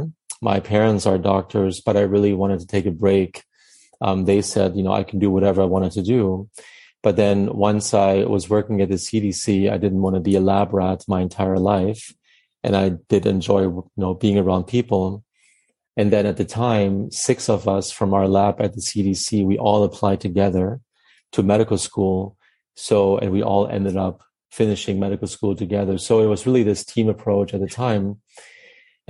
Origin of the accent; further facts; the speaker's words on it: Northern Germany, Germany; moved away as an adult; also born or lived in Atlanta, Georgia, United States; now in Amelia Island, United States; I was from northern Germany, near Hamburg